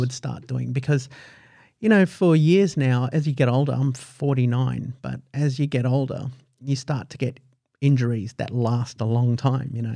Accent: United Kingdom; now in Australia; I was born in the United Kingdom

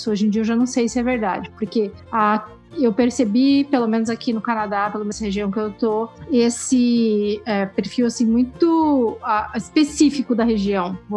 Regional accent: Brazil; moved away as an adult; E eu não sei, eu não tive esse sentimento quando eu vim do Brasil para cá, eu acho, porque eu vim para estudar.

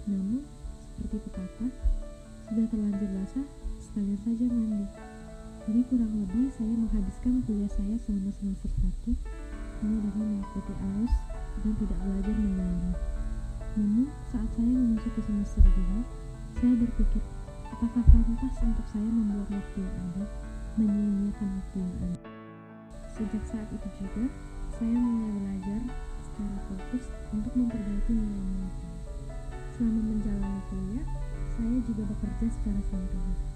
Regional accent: Jakarta, Indonesia; born there; saya lahir di Jakarta, dan saat ini saya berkuliah di Universitas Sriwijaya.

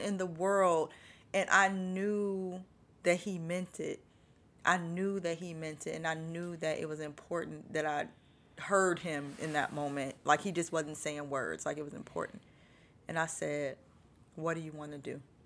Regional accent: Chicago, Illinois, United States; moved away as an adult; also born or lived in Los Angeles; I'm born and raised in Chicago

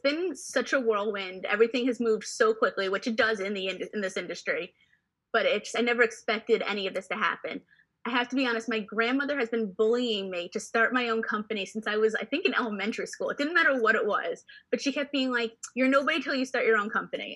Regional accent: New York City, New York, United States; growing up in New York City, going to the theater every weekend.

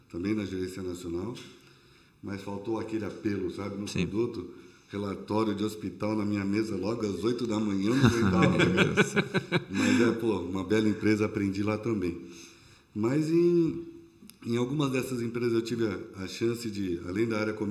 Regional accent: São Paulo, Brazil; now in Blumenau, Brazil; eu sou de São Paulo.

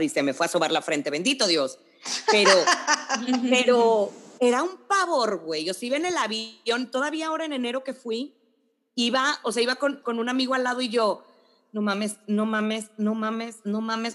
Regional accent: Monterrey, Nuevo León, Mexico; moved away as an adult; yo me mudaba a vivir a Monterrey ese sábado

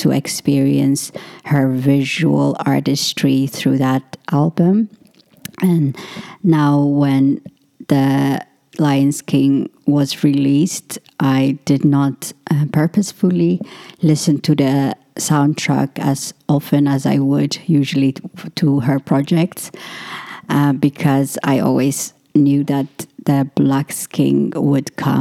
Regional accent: Ethiopia; growing up in Ethiopia, there's always a lack of water because we don't have tap water

